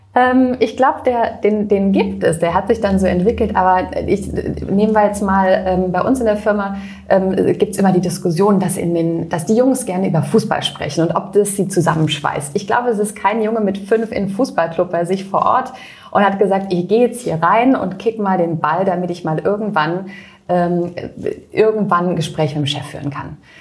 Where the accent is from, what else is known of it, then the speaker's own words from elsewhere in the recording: near Freiburg, Baden-Württemberg, Germany; in Freiburg, das ist bei mir in der Nähe, mhm. äh, wo ich herkomme